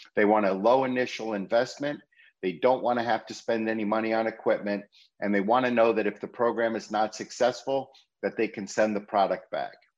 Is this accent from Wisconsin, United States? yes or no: no; Connecticut, United States; my home state of Connecticut